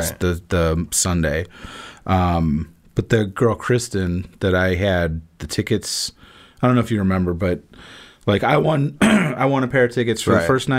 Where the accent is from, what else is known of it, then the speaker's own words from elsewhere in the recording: Mundelein, Illinois, United States; moved away as an adult; now in Florida, United States; I went up to my hometown. Mm-hmm. So Mundelein.